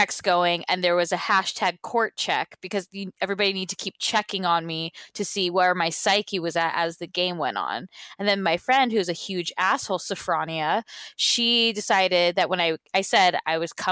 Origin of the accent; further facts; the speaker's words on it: California, United States; we're from California